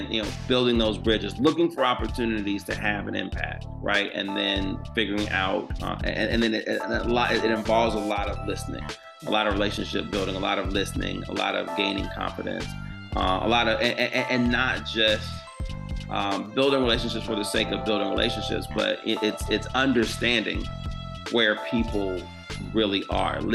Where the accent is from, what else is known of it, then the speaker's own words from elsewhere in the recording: Georgia, United States; my home state